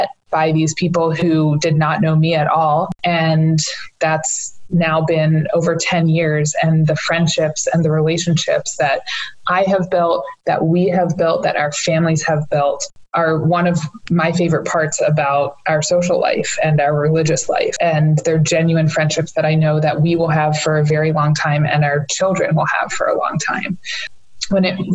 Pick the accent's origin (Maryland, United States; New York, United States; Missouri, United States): Maryland, United States; Pikesville; grown up here in the Pikesville area my whole life